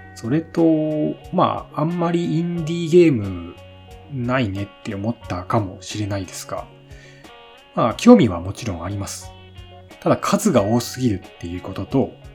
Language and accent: Japanese; Shimane, Japan; 生まれも育ちも島根県です。